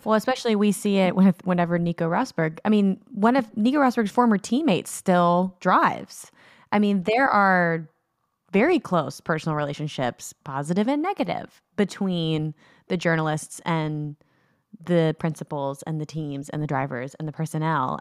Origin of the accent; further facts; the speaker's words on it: United States; as an American watching British media